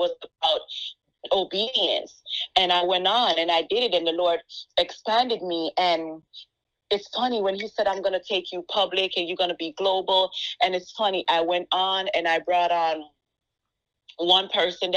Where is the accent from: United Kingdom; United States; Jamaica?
Jamaica; accent: Jamaican; And my accent, it was something that held me back, because I felt like, you know, I have an accent. I'm Jamaican